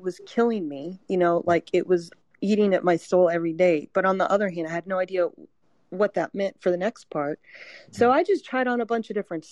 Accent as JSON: {"language": "English", "town": "Kernersville", "region": "North Carolina", "country": "United States", "tie": "born or raised there", "said": "my hometown in Kernersville, North Carolina"}